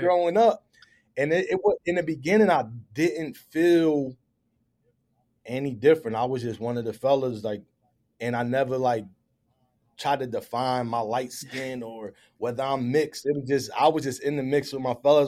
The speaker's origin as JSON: {"language": "English", "town": "Philadelphia", "region": "Pennsylvania", "country": "United States", "tie": "born or raised there", "said": "I was born and raised in the Philadelphia area, grew up, raised by my mother in the uptown section of the city"}